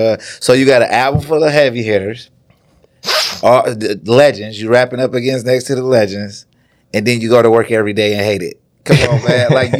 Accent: Ann Arbor, Michigan, United States; well, yeah, I opened up for …, like in Ann Arbor, like in my hometown.

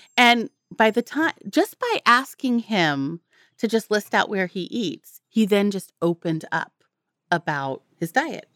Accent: Santa Cruz, California, United States; I, um, was born and raised in Santa Cruz, California

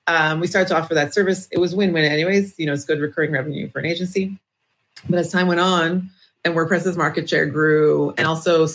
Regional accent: Toronto, Ontario, Canada; now in Israel; I'm originally from Toronto, Canada. Now I live in Israel

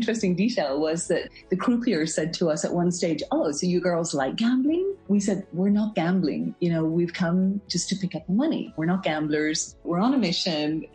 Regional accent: Belfast, Northern Ireland, United Kingdom; also born or lived in England / Munich, Germany / French Alps; now in Geneva, Switzerland; I'm from Belfast in Northern Ireland, and I am currently living in Geneva in Switzerland

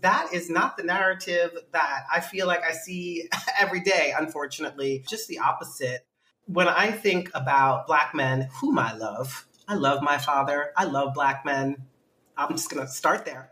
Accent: New York City, New York, United States; also born or lived in Bronx / Brooklyn; I am from New York City, born in the Bronx, grew up in Manhattan, and uh, now I live in Brooklyn.

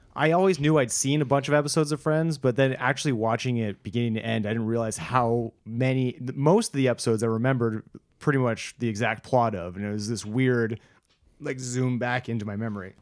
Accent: United States; as a American

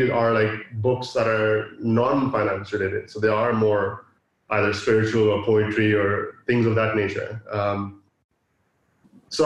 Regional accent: Dubai, United Arab Emirates; also born or lived in Pakistan; I'm from Pakistan, born and raised in Dubai

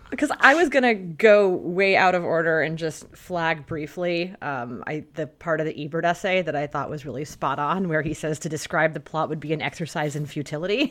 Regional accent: United States; growing up in America in the 20th century.

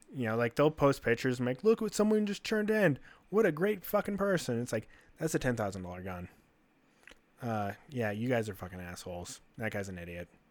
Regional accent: United States

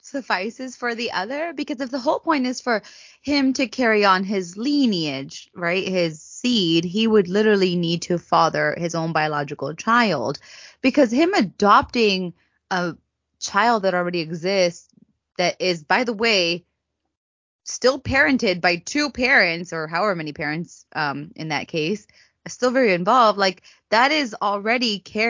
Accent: United States

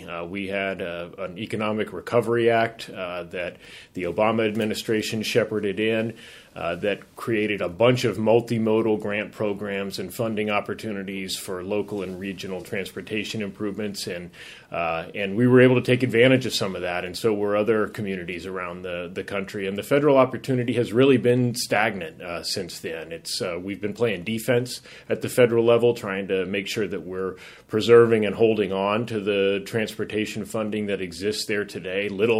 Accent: Dallas, Texas, United States; also born or lived in Colorado; now in San Francisco, United States; Well, I'm sort of from all over. Grew up in Dallas, Texas, and Colorado. Went to college in New York at NYU, and spent my summers in San Francisco with my dad.

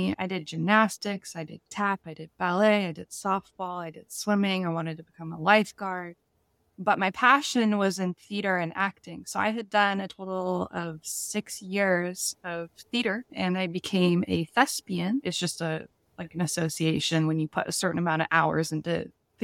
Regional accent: Washington, United States; I've been born and raised in Washington. I live in a really nice area called Kirkland.

